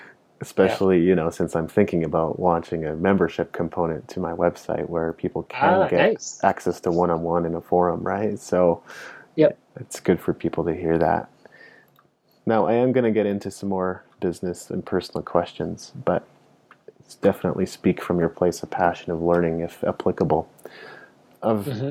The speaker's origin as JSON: {"language": "English", "country": "Japan", "tie": "born or raised there", "second_language": "English", "said": "I grew up in Japan, so my fluency in English at the time wasn't very good"}